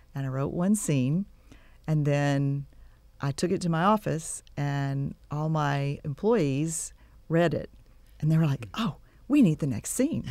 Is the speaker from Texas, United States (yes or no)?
yes; Texas City, Texas, United States; born or raised there; also born or lived in Waco / Dallas / Giddings; now in Bryan-College Station, United States